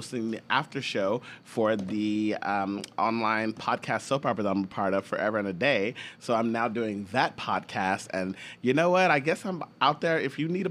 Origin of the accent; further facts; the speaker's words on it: the South, United States; growing up in the South, because we lived very close to each other in terms of growing up